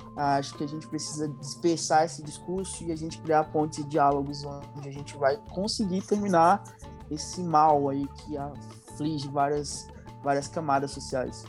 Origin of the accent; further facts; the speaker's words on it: Northeast Region, Brazil; sou nordestino